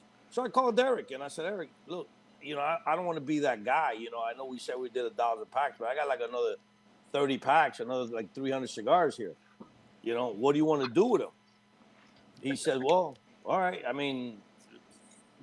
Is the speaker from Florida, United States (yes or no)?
yes; Miami, Florida, United States; growing up in Miami